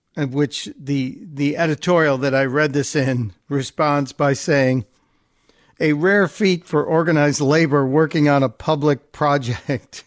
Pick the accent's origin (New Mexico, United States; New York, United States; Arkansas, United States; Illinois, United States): Illinois, United States; Chicago; Chicago, my hometown